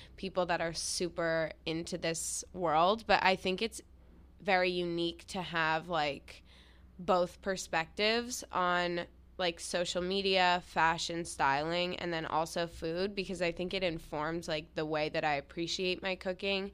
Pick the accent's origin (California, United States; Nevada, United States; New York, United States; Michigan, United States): New York, United States; New York City; I grew up in New York City